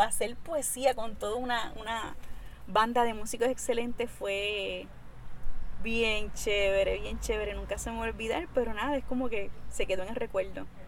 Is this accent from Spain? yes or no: no; Mayagüez, Puerto Rico; como puertorriqueña